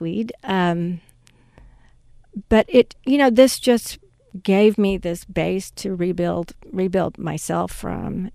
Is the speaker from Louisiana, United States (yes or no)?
no; Mississippi, United States; moved away as an adult; also born or lived in Los Angeles; I grew up in Mississippi